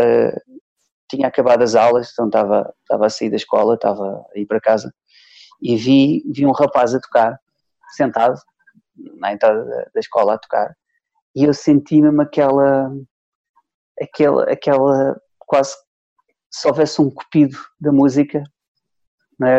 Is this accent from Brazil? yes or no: no; Trás-os-Montes, Norte, Portugal; also born or lived in Soeira; now in Lisbon, Portugal; estava de férias lá na, na minha terra, em Trás-os-Montes